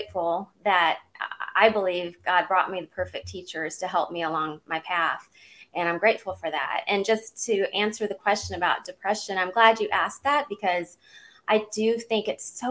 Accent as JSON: {"language": "English", "region": "Southeast Missouri", "country": "United States", "tie": "born or raised there", "also_born_or_lived": "California", "moved": "yes", "lives_now": "Georgia, United States", "said": "I grew up in Southeast Missouri"}